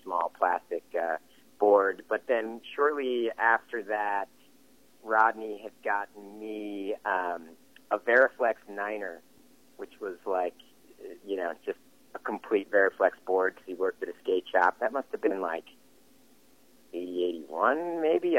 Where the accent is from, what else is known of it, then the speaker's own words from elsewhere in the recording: New Jersey, United States; now in West Coast, United States; I'm pretty proud of my hometown. It's, it's uh, definitely a good place for kids to grow up